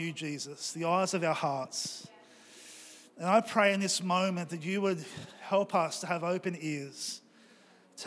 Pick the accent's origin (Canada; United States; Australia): Australia